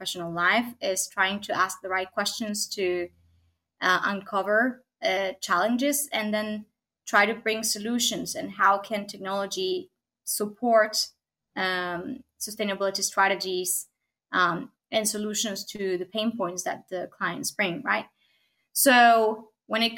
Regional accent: Argentina; now in Copenhagen, Denmark; I'm here located in beautiful Copenhagen, Denmark, but I'm originally from Argentina

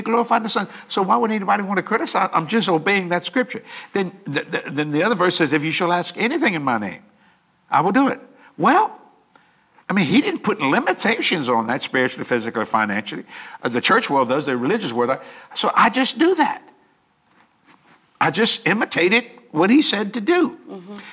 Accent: Cajun, Louisiana, United States; accent: Cajun; I'm Cajun to the core

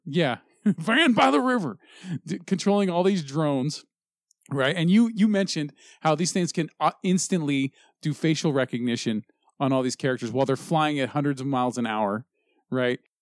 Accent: United States

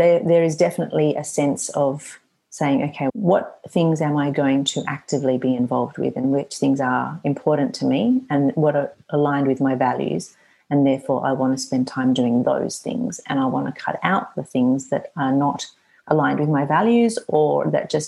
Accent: Australia; I have quite a good number of clients in Australia, my home country

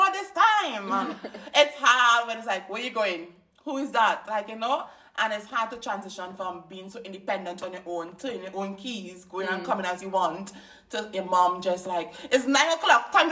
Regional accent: Trinidad & Tobago; first language English; moved away as an adult; now in Sydney, Australia; growing up in Trinidad

